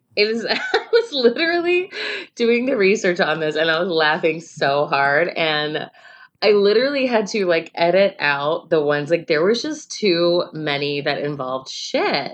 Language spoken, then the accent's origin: English; Chicago, Illinois, United States; we're from Chicago